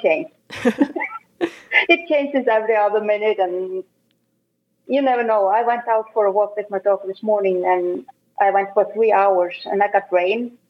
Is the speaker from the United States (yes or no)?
no; Akureyri, Northeastern Region, Iceland; English is a second language; I'm born and raised in Akureyri, that's in north of Iceland. And I lived there until I was 20